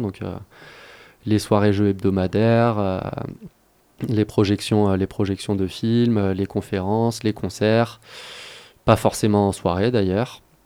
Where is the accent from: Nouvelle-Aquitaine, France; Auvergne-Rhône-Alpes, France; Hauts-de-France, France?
Auvergne-Rhône-Alpes, France; Grenoble; moved away; Je suis grenoblois, j'ai commencé mes études sur le campus de Grenoble